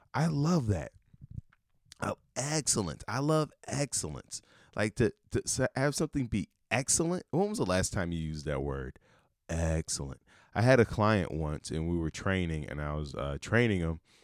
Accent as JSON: {"language": "English", "town": "Chicago", "region": "Illinois", "country": "United States", "said": "I'm from Chicago, big Bears fan"}